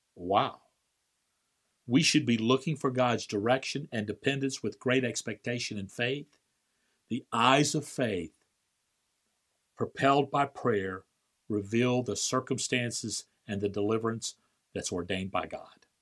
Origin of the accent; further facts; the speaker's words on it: Valparaiso, Florida, United States; my hometown of Valparaiso, Florida